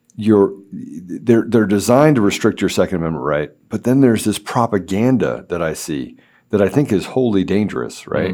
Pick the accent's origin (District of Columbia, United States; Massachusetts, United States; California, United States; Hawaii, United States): District of Columbia, United States; Washington; I grew up in the Washington, D C area.